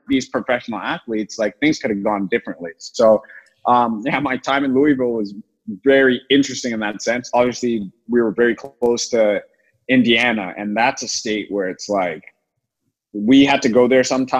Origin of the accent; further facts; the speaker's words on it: Toronto, Ontario, Canada; now in United States; growing up in Toronto